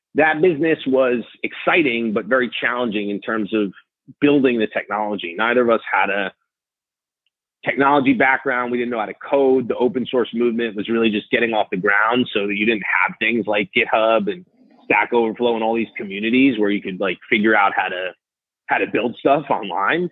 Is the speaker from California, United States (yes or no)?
no; New York City, New York, United States; I grew up in New York City